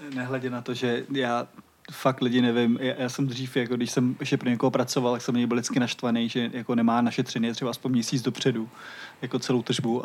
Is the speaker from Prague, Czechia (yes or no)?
yes; Vinohrady, Prague, Czechia; also born or lived in Vršovice, Prague; Já teď bydlím ve Vršovicích a přijde mi to trochu podobný, protože jsem z Vinohrad